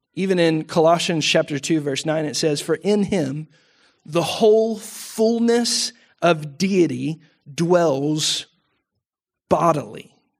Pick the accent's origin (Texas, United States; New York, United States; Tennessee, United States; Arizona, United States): Texas, United States; we're Texan